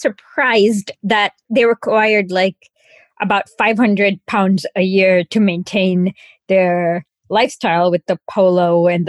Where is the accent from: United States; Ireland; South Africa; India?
India; Bangalore, Karnataka; I was born in Bangalore